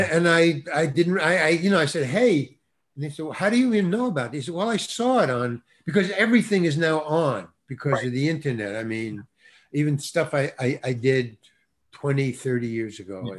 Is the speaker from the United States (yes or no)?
yes; New York, United States; moved away; I come from New York, obviously. I think you can tell by the way I talk.